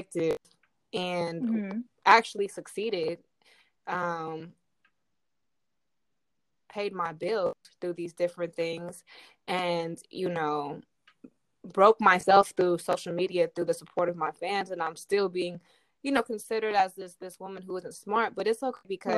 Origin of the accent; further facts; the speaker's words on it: the Bay Area, California, United States; I'm from the Bay